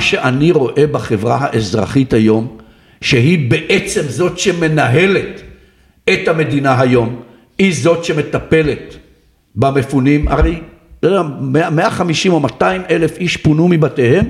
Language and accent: Hebrew; Ma'agan, Northern District, Israel; אני גדלתי בקיבוץ מעגן